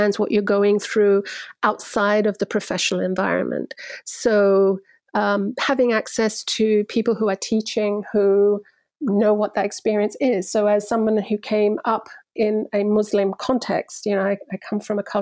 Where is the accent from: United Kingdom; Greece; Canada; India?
United Kingdom; London; also born or lived in Cyprus; I grew up in London in an immigrant community.